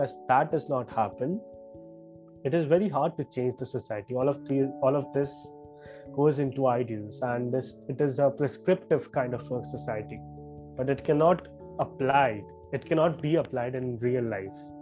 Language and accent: English; Mumbai, Maharashtra, India; I'm from that city itself, I'm from Mumbai.